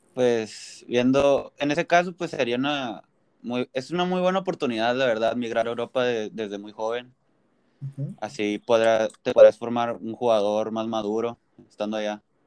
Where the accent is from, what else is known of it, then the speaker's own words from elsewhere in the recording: Tijuana, Baja California, Mexico; also born or lived in Mexicali; yo nací aquí en Tijuana, he nacido en México, he, vivido en Mexicali, pero muy chiquito, casi no tengo recuerdos de ahí y casi toda mi vida he vivido aquí en Tijuana